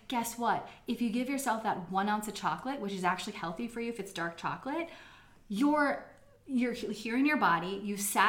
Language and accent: English; United States; I'm American here